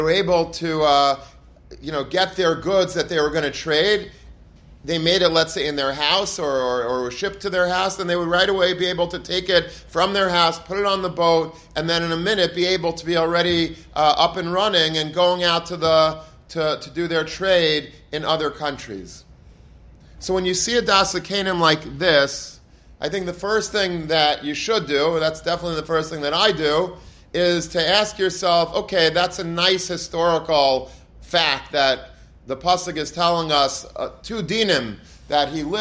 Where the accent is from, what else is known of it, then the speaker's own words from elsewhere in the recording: Long Beach, New York, United States; where I grew up in Long Beach, so my parents' house is literally a stone's throw away from the boardwalk